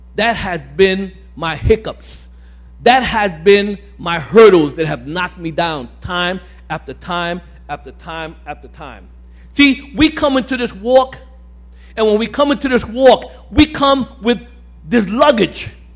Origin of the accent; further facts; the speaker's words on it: New York City, New York, United States; now in Staten Island, United States; I live in Staten Island, but uh, I grew up in Brooklyn, Bedford Stuyvesant, Williamsburg